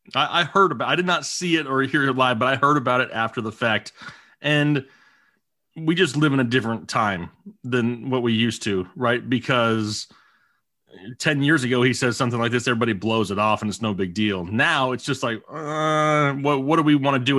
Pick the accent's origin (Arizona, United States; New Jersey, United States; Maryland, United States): Arizona, United States; I grew up in Arizona